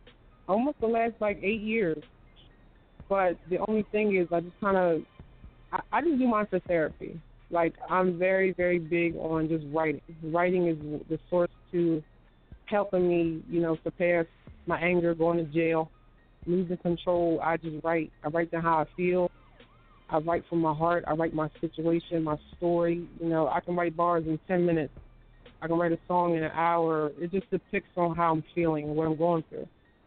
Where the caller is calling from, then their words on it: Wilmington, Delaware, United States; I'm calling from Wilmington, Delaware.